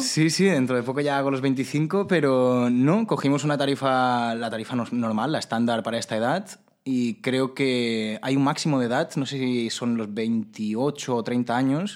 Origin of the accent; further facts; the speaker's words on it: Majorca, Balearic Islands, Spain; yo como mallorquín